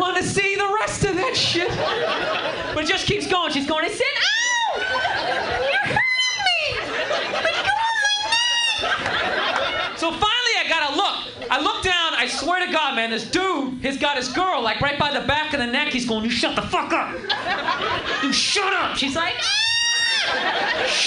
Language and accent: English; Boston, Massachusetts, United States; now in New York, United States; I'm actually from Massachusetts